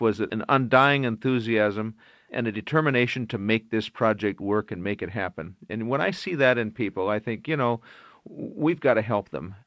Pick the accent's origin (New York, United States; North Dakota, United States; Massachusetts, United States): North Dakota, United States; Regent; I was born and raised in Regent, North Dakota.